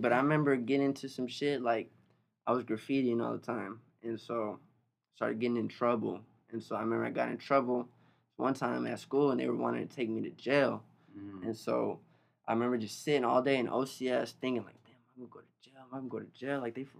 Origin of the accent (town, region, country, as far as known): Long Beach, California, United States; born or raised there